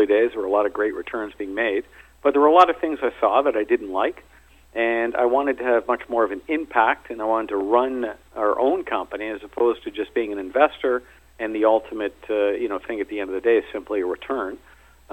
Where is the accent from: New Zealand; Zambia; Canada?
Canada; Toronto, Ontario; moved away as an adult; also born or lived in Cape Town / London; now in South Africa; I'm originally from Toronto, born there, went to school there